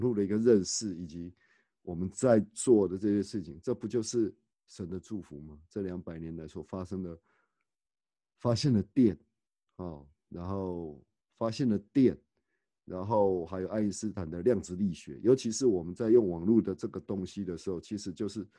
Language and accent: Chinese; Tainan, Taiwan; born there; now in Taichung, Taiwan; 像我跟刘子怡，我们都是属于我们都是东台南出生的哦